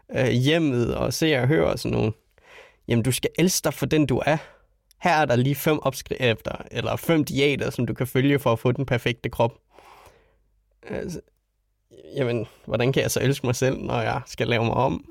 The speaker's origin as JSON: {"language": "Danish", "country": "Denmark", "said": "vi som danskere"}